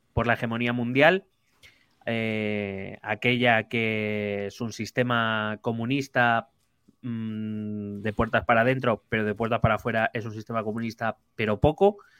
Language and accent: Spanish; Spain; soy español